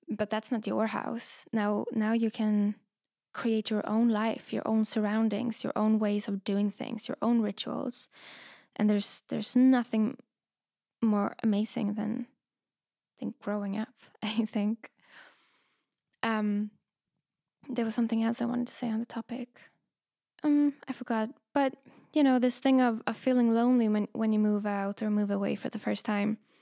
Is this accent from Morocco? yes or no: no; Sweden; also born or lived in London, United Kingdom; now in Berlin, Germany; I grew up in Sweden